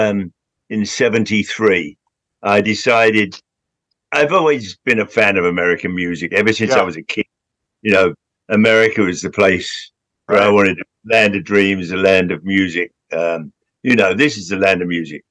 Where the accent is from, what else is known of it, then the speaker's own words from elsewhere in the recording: London, United Kingdom; I grew up in Southwest London in Hounslow. And then when I was 15, I moved to Central London